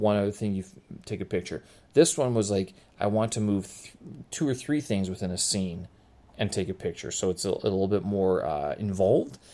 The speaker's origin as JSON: {"language": "English", "town": "Winnipeg", "region": "Manitoba", "country": "Canada", "tie": "born or raised there", "moved": "as an adult", "lives_now": "Beijing, China", "said": "my hometown of Winnipeg"}